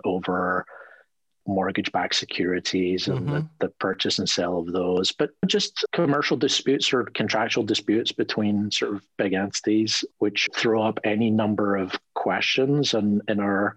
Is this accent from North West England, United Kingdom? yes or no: no; Scotland, United Kingdom; moved away as an adult; also born or lived in New York; now in United States; I grew up in Scotland